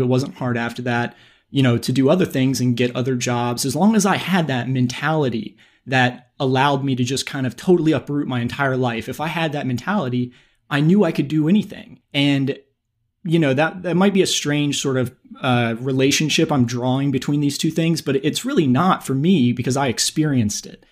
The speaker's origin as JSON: {"language": "English", "region": "North Carolina", "country": "United States", "tie": "born or raised there", "also_born_or_lived": "Chicago", "moved": "as an adult", "said": "I grew up in North Carolina"}